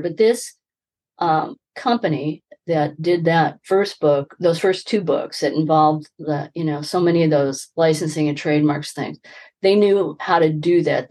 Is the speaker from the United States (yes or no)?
yes; Midwest, United States; I grew up in the Midwest